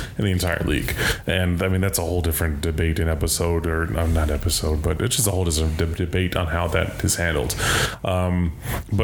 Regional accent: Las Vegas, Nevada, United States; my hometown

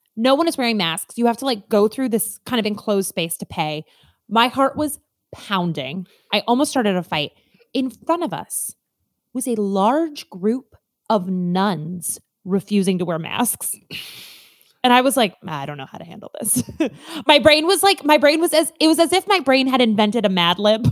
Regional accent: Midwest, United States; we're Midwesterners

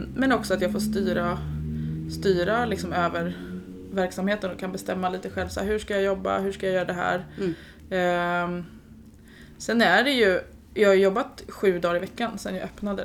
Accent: Stockholm, Stockholm County, Sweden; moved away as an adult; now in Jönköping, Sweden; jag är ju från Stockholm

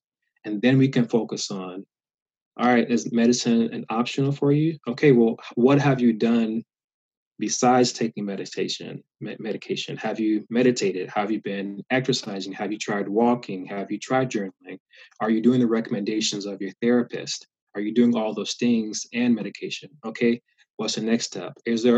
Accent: the South, United States; Growing up in the South, I saw continual reminders of slavery in the South

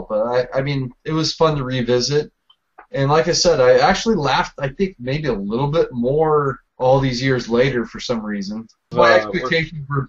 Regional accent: San Diego, California, United States; I'm from San Diego

